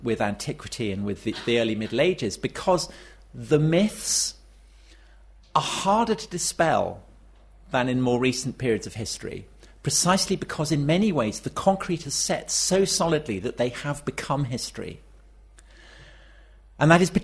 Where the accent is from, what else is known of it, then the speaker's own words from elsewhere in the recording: Wiltshire, South West England, United Kingdom; as a child of Wessex growing up in Wiltshire